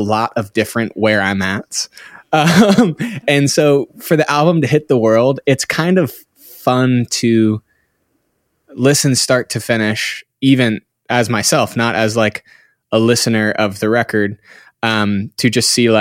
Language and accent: English; Cincinnati, Ohio, United States; moved away as an adult; now in Redding, United States; I grew up in the Midwest of Cincinnati, Ohio. Until I was about 19, moved to Northern California